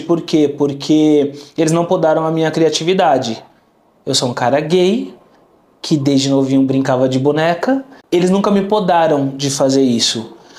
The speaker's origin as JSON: {"language": "Portuguese", "region": "São Paulo", "country": "Brazil", "tie": "born or raised there", "also_born_or_lived": "Vila Clara, São Paulo", "said": "Eu nasci em Moema, um bairro nobre aqui de São Paulo"}